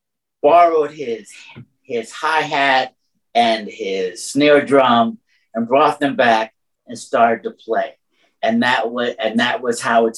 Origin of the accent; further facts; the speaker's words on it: New York City, New York, United States; moved away as an adult; now in Connecticut, United States; I grew up on Roosevelt Island. It's a little 2-mile strip of land under the 59th Street Bridge in New York City.